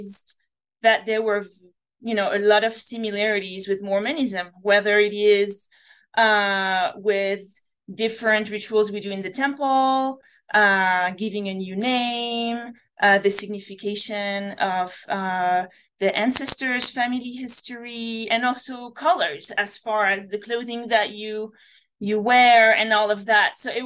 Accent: France; English is a second language; moved away; my accent. You know, I come from France

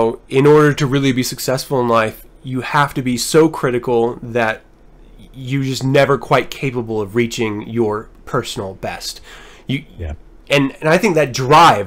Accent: Utah, United States; I'm from Utah.

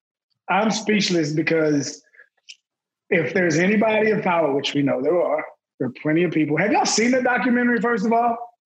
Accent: the South, United States; I'm from the South.

